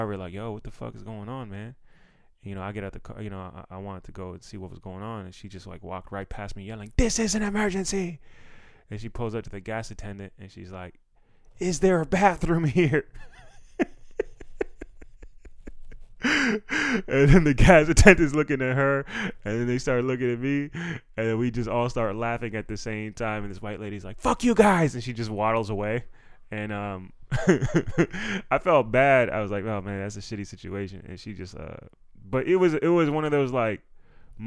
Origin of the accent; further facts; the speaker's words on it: Maryland, United States; I'm from Maryland